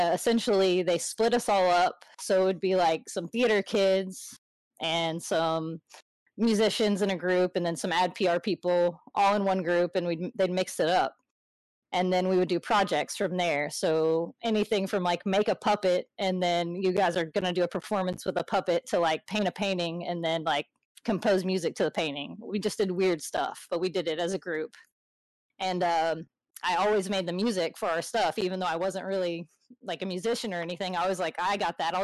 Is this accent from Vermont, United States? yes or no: no; Texas, United States; moved away as an adult; also born or lived in Orange County; now in Los Angeles, United States; I'm from Texas.